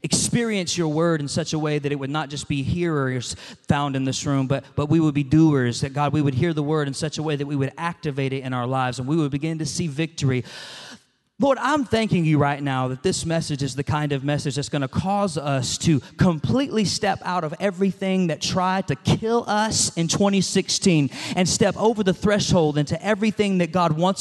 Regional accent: Atlanta, Georgia, United States; I'm from Atlanta

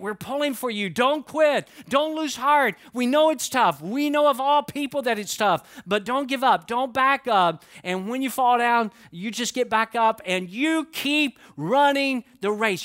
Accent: Atlanta, Georgia, United States; growing up in Atlanta

